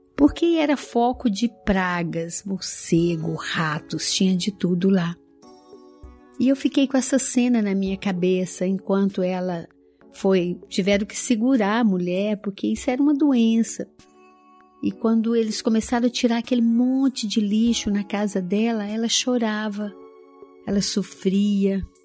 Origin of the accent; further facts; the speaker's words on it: Araújos, Minas Gerais, Brazil; quando eu era criança ainda, lá no interior de Minas, em Araújos, na cidade onde eu nasci